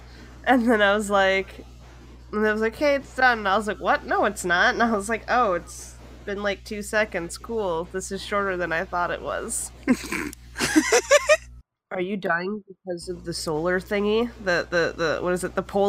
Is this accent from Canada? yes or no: yes; Canada; as a Canadian who has lived in cold places.